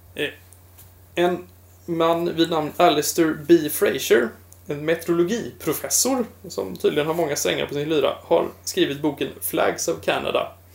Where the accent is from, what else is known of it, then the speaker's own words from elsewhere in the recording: Sweden; som varandes svensk och van vid den svenska nationalsymbolen